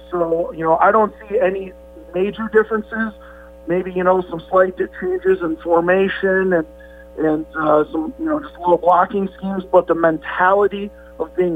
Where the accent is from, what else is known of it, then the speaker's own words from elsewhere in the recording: Valparaiso, Indiana, United States; moved away as an adult; I'm from Valpo